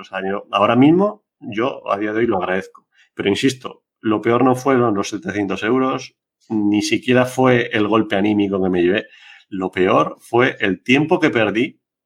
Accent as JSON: {"language": "Spanish", "area": "Biscay", "region": "Basque Country", "country": "Spain", "tie": "born or raised there", "said": "mi pueblo, allí en Vizcaya"}